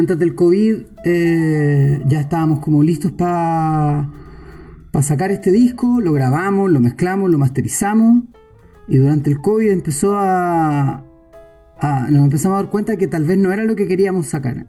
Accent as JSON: {"language": "Spanish", "town": "Santiago", "region": "Santiago Metropolitan Region", "country": "Chile", "moved": "yes", "said": "Pablo y yo somos de Santiago de Chile"}